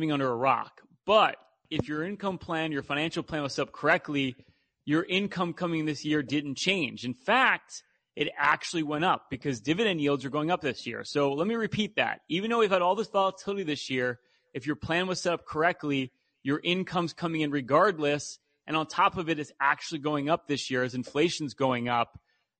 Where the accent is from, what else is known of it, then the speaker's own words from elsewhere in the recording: Philadelphia, Pennsylvania, United States; We're from Philadelphia